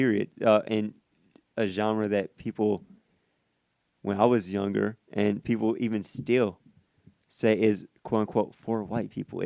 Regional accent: Iowa, United States; moved away; also born or lived in Illinois; I'm from Iowa and I've lived in Illinois

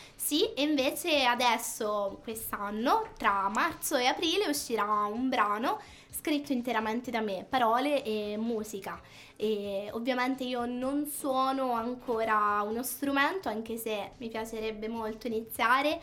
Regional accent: Offida, Marche, Italy; mi sono iscritta per la prima volta alla scuola di musica del mio paese, Offida

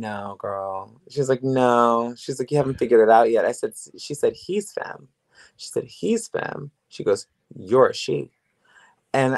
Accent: Woodbridge, Virginia, United States; moved away as an adult; also born or lived in Los Angeles; I'm from Woodbridge, Virginia

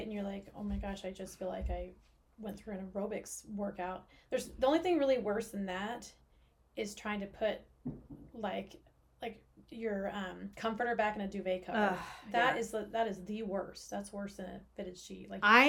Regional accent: Oklahoma, United States; I grew up in Oklahoma

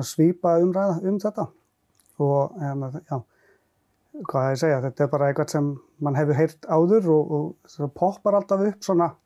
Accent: Lahti, Päijät-Häme, Finland; Icelandic is a second language; now in Iceland; Svo ég hólst upp í Finnlandi

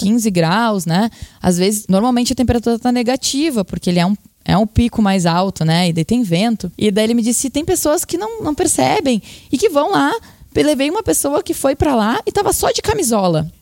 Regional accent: Porto Alegre, Rio Grande do Sul, Brazil; sou porto-alegrense, então sempre morei minha vida toda aqui

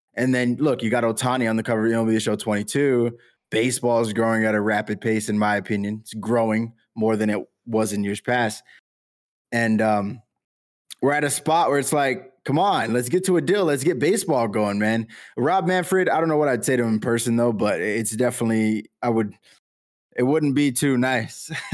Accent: Southern California, United States; I'm from Southern California. I live closest to the Angels

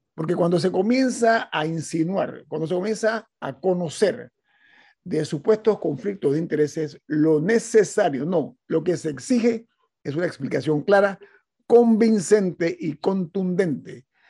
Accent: Panama

